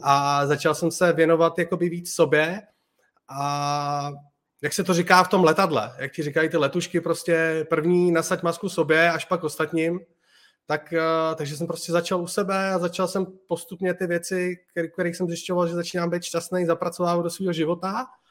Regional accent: Czechia; moved away as an adult; now in Spain; v Čechách máme super skvělý lidi

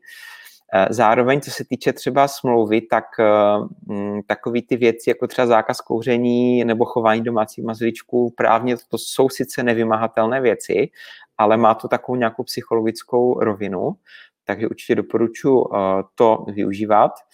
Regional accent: Brno, South Moravian Region, Czechia; u nás v Brně

